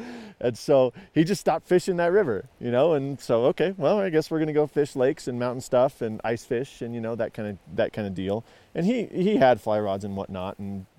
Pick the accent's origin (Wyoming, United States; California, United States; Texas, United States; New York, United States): Wyoming, United States; Casper; Wyoming. Yep. So Casper, and we never fished the Platte very much.